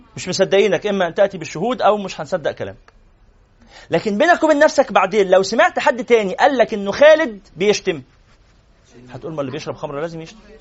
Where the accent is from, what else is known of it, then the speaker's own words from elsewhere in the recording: Cairo, Cairo Governorate, Egypt; وأنا من مدينة نصر